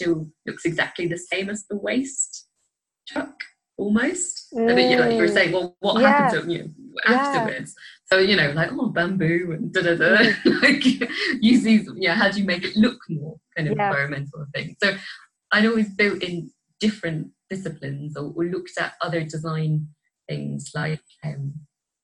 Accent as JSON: {"language": "English", "region": "Scotland", "country": "United Kingdom", "tie": "born or raised there", "moved": "yes", "said": "I grew up in Scotland"}